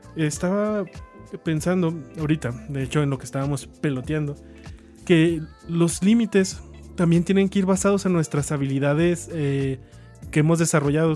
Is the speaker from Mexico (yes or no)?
yes; Chihuahua, Mexico; nosotros somos de Chihuahua y es muy común que la gente pues, de aquí que estamos pegados a Estados Unidos